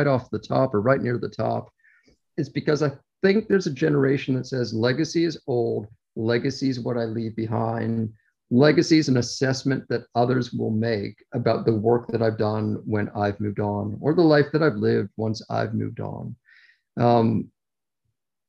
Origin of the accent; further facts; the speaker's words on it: Toronto, Ontario, Canada; accent: Canadian; If I sound like I have a Canadian accent, it's because I do. I'm originally from Toronto.